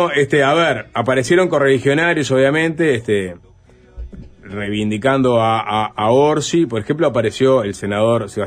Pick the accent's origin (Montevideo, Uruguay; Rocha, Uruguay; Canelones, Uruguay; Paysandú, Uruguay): Canelones, Uruguay; crié en el interior de Canelones. Crecí en el barrio Tres Esquinas. Fui a la 110.